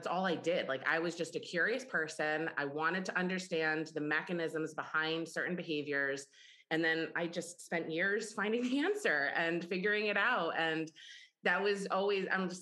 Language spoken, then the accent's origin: English; Ithaca, New York, United States; I grew up in Ithaca, New York